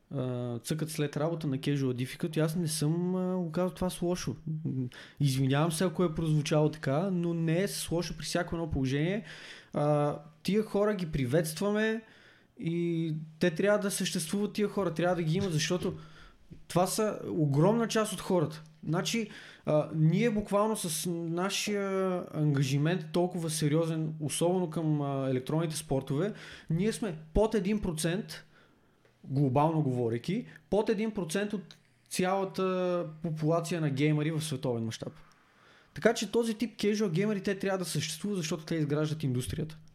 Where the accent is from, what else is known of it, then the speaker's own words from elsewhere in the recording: Sofia, Sofia City, Bulgaria; Аз първо, че съм роден в центъра на София, в Шейново.